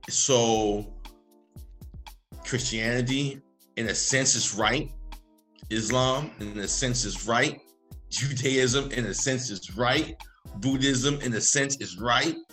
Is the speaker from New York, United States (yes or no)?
no; Baltimore, Maryland, United States; Baltimore, Maryland